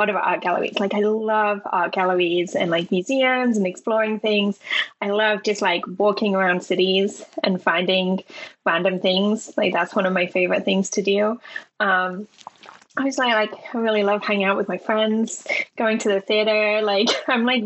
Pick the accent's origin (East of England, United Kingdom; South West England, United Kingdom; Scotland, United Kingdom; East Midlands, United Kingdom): East Midlands, United Kingdom; Leicester; moved away as an adult; now in Cork, Ireland; I'm from not London, for your American listeners. For Europeans, I'm from a place called Leicester